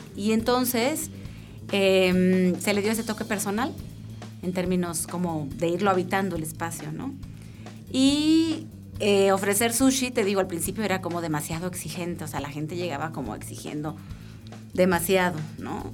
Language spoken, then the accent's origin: Spanish; northern Mexico, Mexico; moved away as an adult; now in Querétaro, Mexico; Nosotros somos norteños